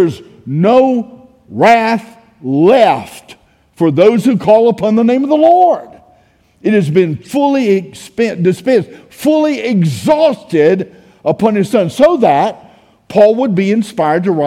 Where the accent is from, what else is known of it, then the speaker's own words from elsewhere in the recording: United States; I grew up in Brooks County. I graduated Brooks County High School.